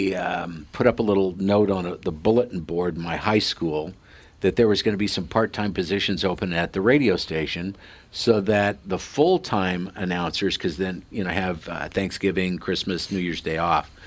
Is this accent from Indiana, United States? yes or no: no; Sidney, Nebraska, United States; in this little hometown of 6,000 people, Sydney, Nebraska, where the Cabela's family grew up, and that's, if you've heard of the Cabela's, that's where they're from, and that's my hometown.